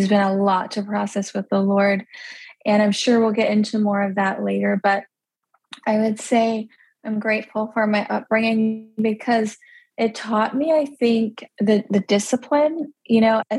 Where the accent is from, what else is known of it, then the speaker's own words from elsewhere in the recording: United States; first language Pennsylvania Dutch; English is a second language; I grew up in like this tiny little community